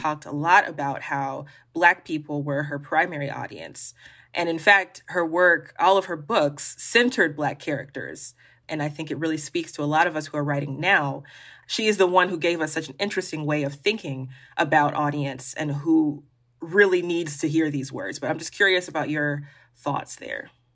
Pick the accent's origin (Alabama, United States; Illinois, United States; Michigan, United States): Alabama, United States; Birmingham; even though I grew up here in Alabama, I mean, I'm from Birmingham